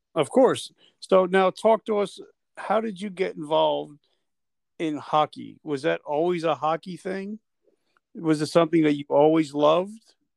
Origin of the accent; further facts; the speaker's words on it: New Jersey, United States; I'm from Jersey